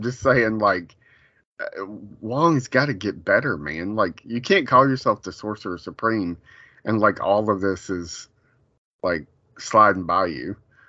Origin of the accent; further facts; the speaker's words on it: New York City, New York, United States; Oh my God, that New Yorker! Like, I'm a New Yorker through and through.